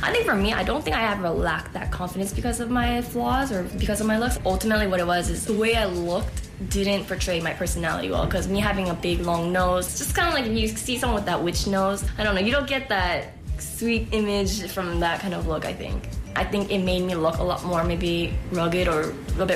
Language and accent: English; Oakland, California, United States; I'm from Oakland, California